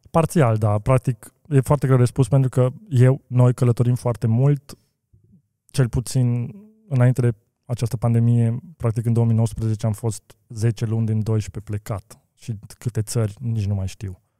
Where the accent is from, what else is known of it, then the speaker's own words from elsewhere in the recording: Romania; also born or lived in Bucharest; eu sunt român și sunt mândru că sunt român